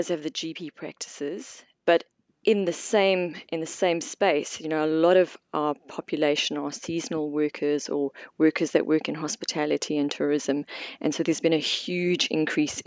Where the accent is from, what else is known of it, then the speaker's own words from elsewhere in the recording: South Africa; moved away as an adult; now in Queenstown, New Zealand; I'm originally from South Africa, and I did my medical degree in South Africa, worked there for a couple of years before coming out here in 2002